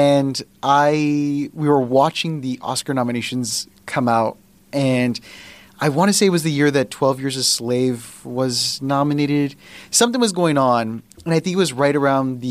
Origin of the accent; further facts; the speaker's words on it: South Texas, United States; I grew up in South Texas